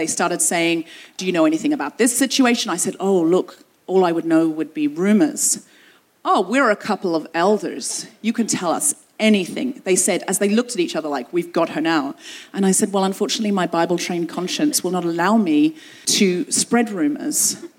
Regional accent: London, United Kingdom; Where are you from? London. London, Ontario? No, London, London, England.

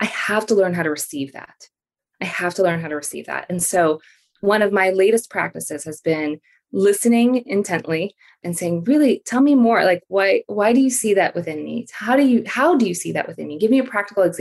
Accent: Philippines; now in United States; I grew up in the Philippines and I'm an immigrant to the US.

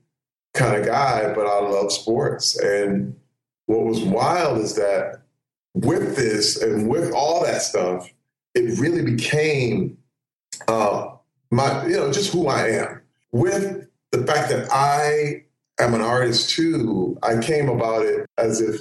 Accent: Flint, Michigan, United States; I grew up in Flint, Michigan, but as a kid, I was an artist

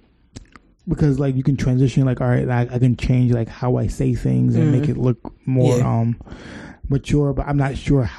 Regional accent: New York, United States; We're from New York

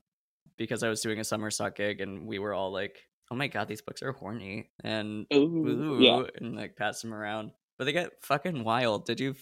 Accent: West Coast, United States; I grew up on the West Coast and didn't have access to Broadway.

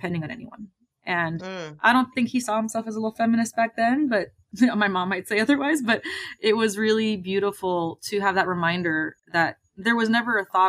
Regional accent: California, United States; I'm born and raised in California.

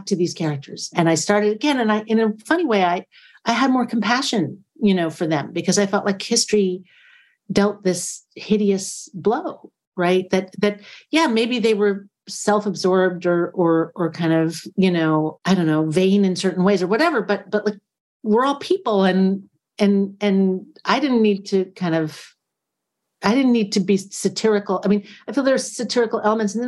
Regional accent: United States; I'm an American person

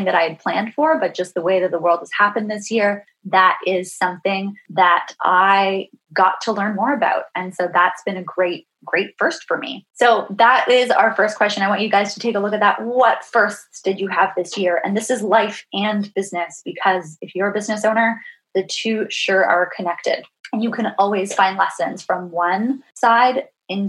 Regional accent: Ontario, Canada; I've grew up in Ontario

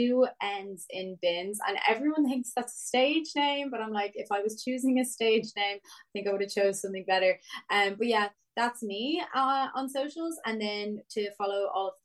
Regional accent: North County Dublin, Leinster, Ireland; I'm from North County, Dublin myself

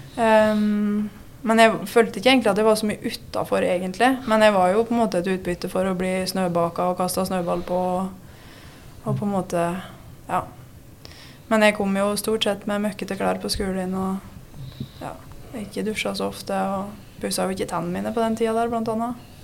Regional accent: Vinstra, Innlandet, Norway; moved away; also born or lived in Fron; Jeg er fra Vinstra. Alle hvor er jeg egentlig fra, men ja, jeg sier jeg er fra Vinstra. Ja. Det er der jeg har vokst opp, i hvert fall.

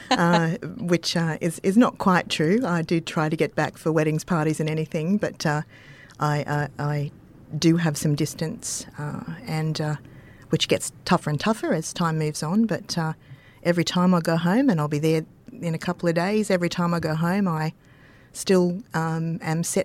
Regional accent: Dalby, Queensland, Australia; It's uh, it's it's very very hot. It's very very cold. Um, it's very, and it, it was traditionally a wheat growing area

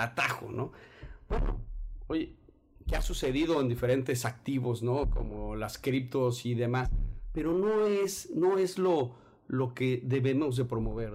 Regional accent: Mexico City, Mexico; soy de la Ciudad de México. Eh, toda mi vida he vivido ahí, fuera de que alguno que otro año fuera.

